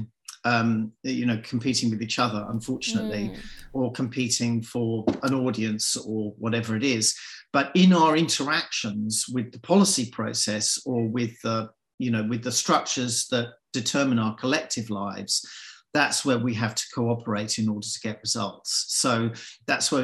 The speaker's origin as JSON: {"language": "English", "region": "England", "country": "United Kingdom", "tie": "born or raised there", "also_born_or_lived": "London", "moved": "as an adult", "lives_now": "Australia", "said": "I grew up in England, I grew up basically as an Australian"}